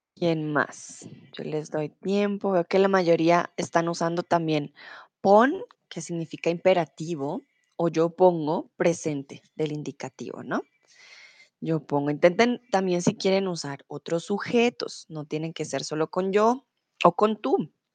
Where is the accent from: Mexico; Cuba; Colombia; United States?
Colombia; Bogotá; soy de Colombia, de Bogotá